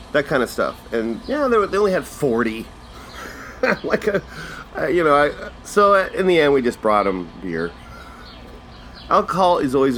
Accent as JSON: {"language": "English", "region": "Manitoba", "country": "Canada", "said": "I'm from Manitoba"}